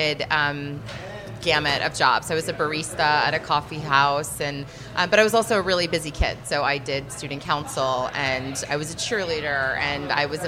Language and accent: English; Boca Raton, Florida, United States; now in Fair Haven, United States; I grew up in South Florida. I grew up in Boca Raton